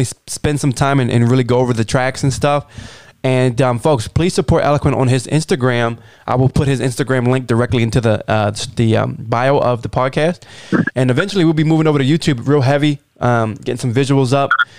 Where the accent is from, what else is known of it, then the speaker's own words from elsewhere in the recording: Baltimore, Maryland, United States; Ravens and the Orioles are both my hometown teams